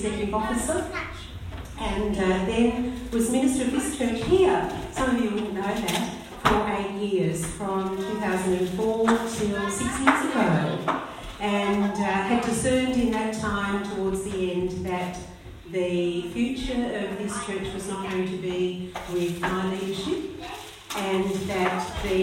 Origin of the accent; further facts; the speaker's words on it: Maryborough, Victoria, Australia; I was born in Maryborough, Victoria.